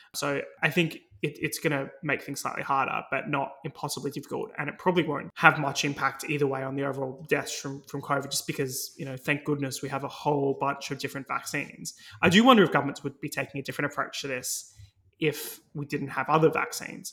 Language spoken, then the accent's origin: English; Australia; now in United Kingdom; my home country, Australia